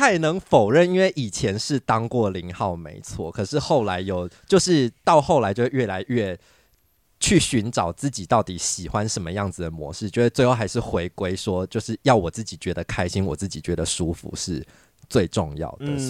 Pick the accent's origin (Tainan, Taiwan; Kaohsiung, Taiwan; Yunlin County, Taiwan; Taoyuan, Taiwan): Yunlin County, Taiwan; now in Taipei, Taiwan; 因为我自己就是云林人，然后也到也到台北这边来读书，